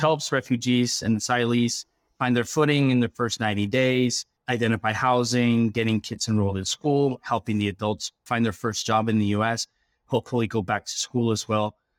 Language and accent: English; Quito, Pichincha, Ecuador; now in United States; I come from Ecuador. I was born in the capital